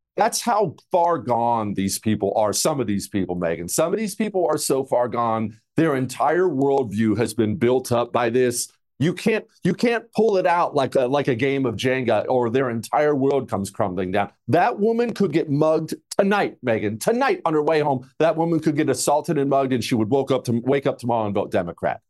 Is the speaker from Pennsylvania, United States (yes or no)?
no; Montana, United States; now in Houston, United States; I grew up in Montana